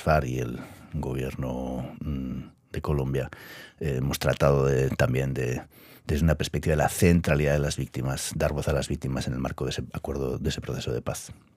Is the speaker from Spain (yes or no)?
yes; Basque Country, Spain; yo vengo del País Vasco